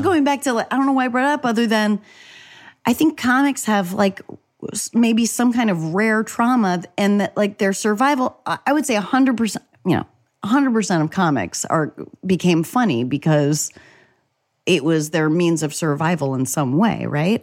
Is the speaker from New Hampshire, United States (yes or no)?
yes; New Hampshire, United States; at school, I would have a bagel and cream cheese. This is in New Hampshire